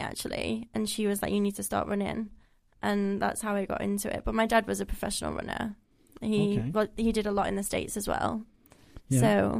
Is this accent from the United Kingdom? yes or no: yes; England, United Kingdom; I feel bad I'm English